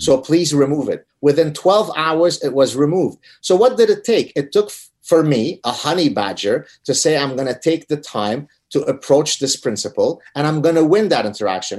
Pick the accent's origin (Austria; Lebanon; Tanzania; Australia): Lebanon; moved away; I come from Lebanon. We're Lebanese Jews who escaped execution in Lebanon because of our heritage.